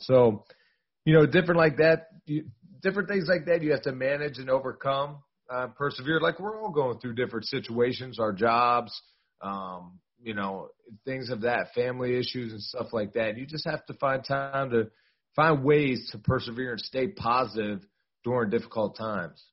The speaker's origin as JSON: {"language": "English", "town": "Pittsburgh", "region": "Pennsylvania", "country": "United States", "said": "I'm from Pittsburgh"}